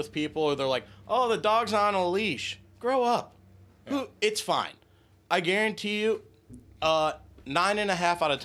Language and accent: English; Cleveland, Ohio, United States; I'm from Cleveland.